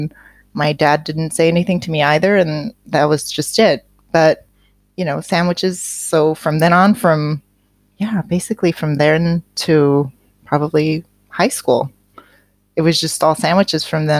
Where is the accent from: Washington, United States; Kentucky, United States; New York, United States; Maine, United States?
Washington, United States; Seattle; I grew up in Seattle